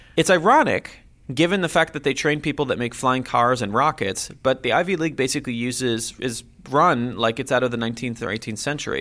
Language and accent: English; Jerusalem, Jerusalem District, Israel; moved away as an adult; now in Silicon Valley, United States; I was born and raised in Jerusalem, Israel